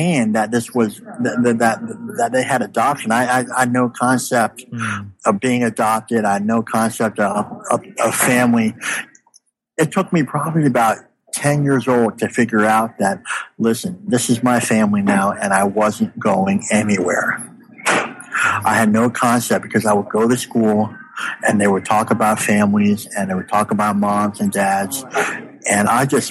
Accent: United States; born or raised there; also born or lived in Canada

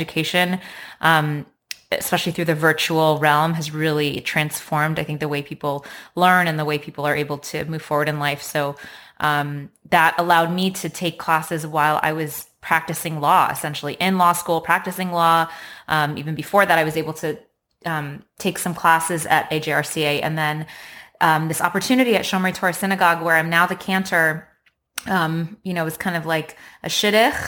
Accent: Los Angeles, California, United States; I was raised in Los Angeles, and I'm a first-generation American

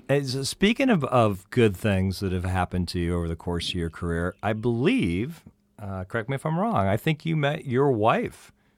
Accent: Des Moines, Iowa, United States; When I was growing up in Des Moines, Iowa, it was like that when I was little.

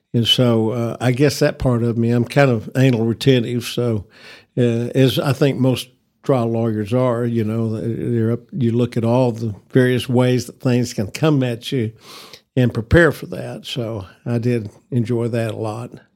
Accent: Amarillo, Texas, United States; I was born in Northwest Texas Hospital in nineteen forty-nine, so, uh, I have, uh, been a lifelong resident of this city

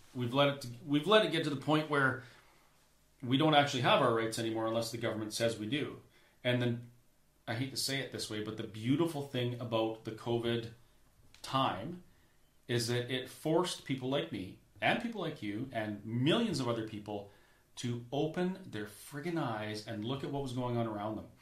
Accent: Alberta, Canada; as a Canadian

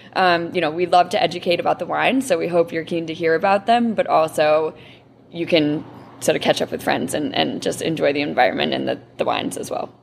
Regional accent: Rochester, New York, United States; my hometown of Rochester

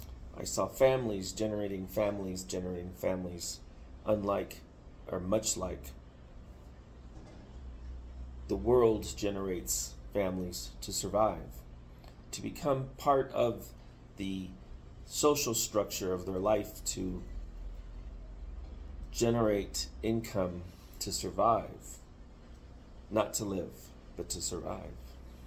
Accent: Mexico; now in United States; What to do about it as a dual citizen Mexican who cares about Mexico? Because when I grew up in Mexico, when I was very young, when I used to come here from the States, I saw Mexico change over the last 40 years

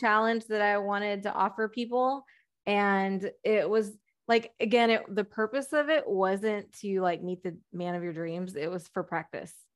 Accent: Texas, United States; I'm from Texas, we go deer hunting

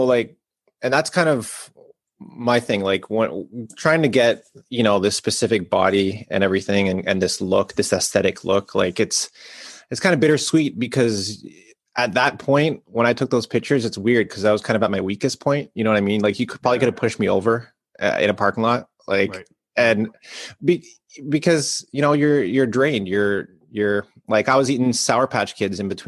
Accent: Brampton, Ontario, Canada; moved away as an adult; being from Brampton

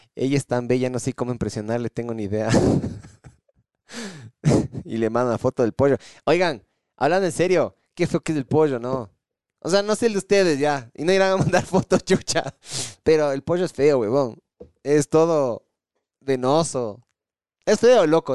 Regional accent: Ecuador; aquí en el Ecuador

